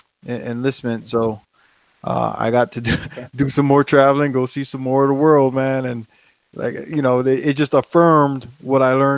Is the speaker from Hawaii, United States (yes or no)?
yes; Hawaii, United States; moved away as an adult; also born or lived in Japan; I'm from Hawaii. Mm-hmm. So I was going to stay in Japan until a spot in Hawaii opened up.